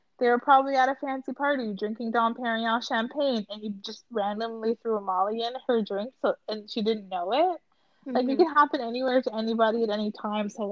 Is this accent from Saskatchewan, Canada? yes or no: no; Rockland, Ontario, Canada; when I was 10, we were growing up in Ottawa, outside of Ottawa in like Rockland.